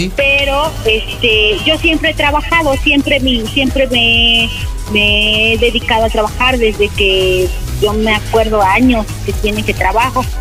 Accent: Mexico City, Mexico; now in Tlaxcala, Mexico; yo soy de allá, de México. Bueno, yo nací en México, pero ya tiene muchos años que vivo aquí en, Tlaxcala

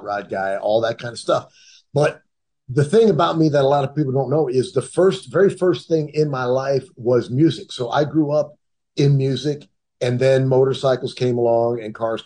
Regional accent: United States; also born or lived in Cleveland, Ohio / Detroit, Michigan; I grew up in the Cleveland and Detroit area. Those are the two areas that I grew up

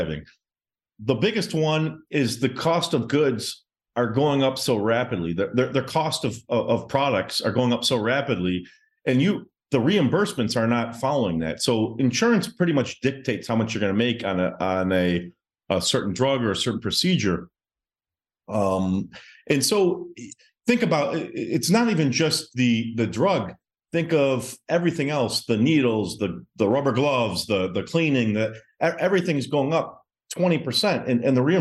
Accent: Detroit, Michigan, United States; moved away as an adult; now in Miami, United States; I'm originally from Michigan. I grew up in Metro Detroit. I currently live in Miami right now

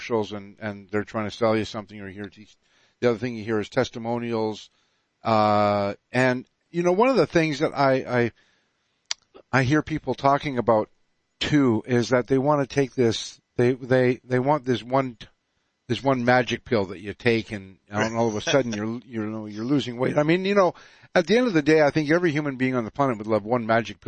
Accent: Canada; I'm Canadian.

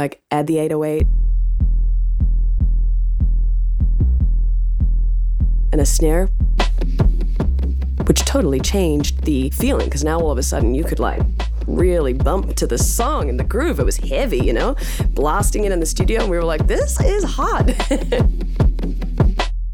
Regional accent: New Zealand; now in United States; as a New Zealander living in America

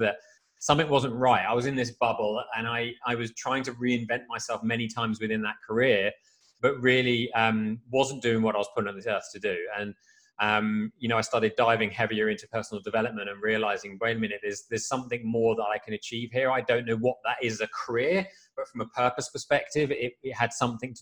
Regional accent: Frimley, South East England, United Kingdom; also born or lived in London; I grew up outside of London in the UK in a small village called Frimley

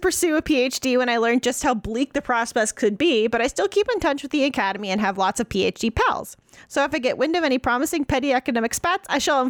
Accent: Scotland, United Kingdom; As a Scottish historian from Scotland who specialized in the 15th and 17th centuries

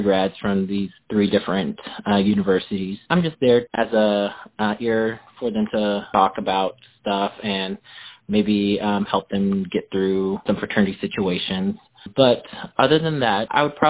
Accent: Midwest, United States; I grew up here in the Midwest, so I'm very comfortable and I'm very familiar with the area

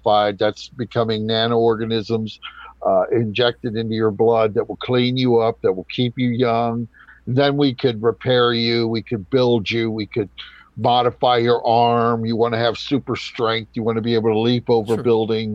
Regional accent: United States; I'm an American. I'm in the United States

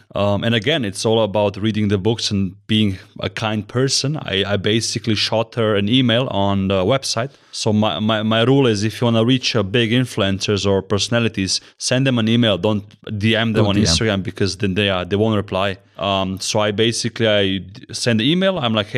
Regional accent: Zurich, Switzerland; English is a second language; So he's Swiss and I'm Swiss watch gang, and I'm from Zurich, you know. I'm a incognito Swiss, you know.

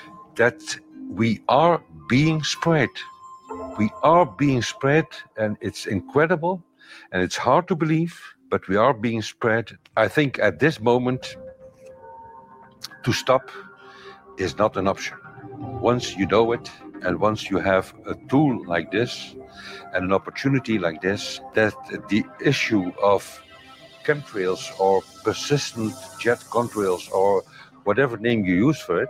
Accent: Belgium; I'm from Belgium

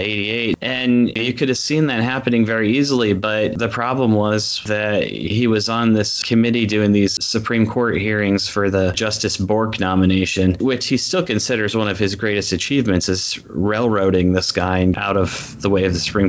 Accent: Iowa, United States; moved away; growing up in Iowa.

